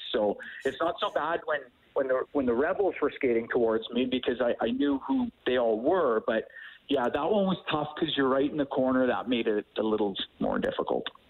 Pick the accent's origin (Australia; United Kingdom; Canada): Canada; Edmonton, Alberta; I grew up here in Edmonton, and and I wanted to come back home